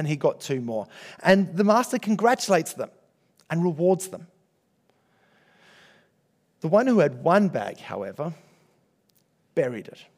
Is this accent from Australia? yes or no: yes; Australia; comfortable Australian Christians